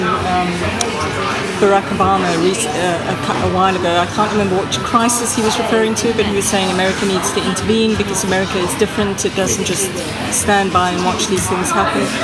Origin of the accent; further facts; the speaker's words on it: South Africa; moved away as an adult; now in London, United Kingdom; a lot of my interest in media came from being South African